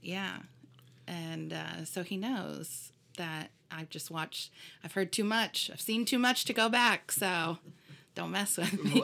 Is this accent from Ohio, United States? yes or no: no; Fort Wayne, Indiana, United States; moved away; I was born in Fort Wayne, Indiana.